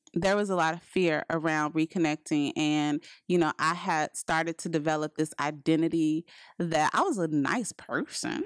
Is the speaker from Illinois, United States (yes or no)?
yes; Chicago, Illinois, United States; we're from Chicago